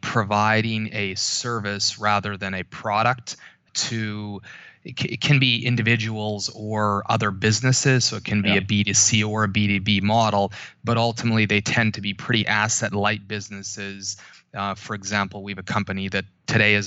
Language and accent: English; Canada; moved away as an adult; now in New York, United States; I grew up in Canada.